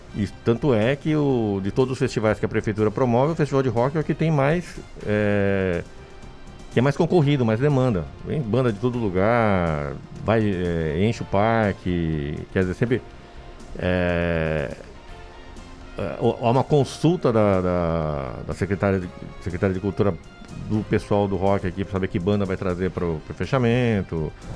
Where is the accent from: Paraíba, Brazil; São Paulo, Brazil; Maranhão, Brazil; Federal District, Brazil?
São Paulo, Brazil; Indaiatuba; eu cresci em Indaiatuba, né? Então eu moro aqui desde 69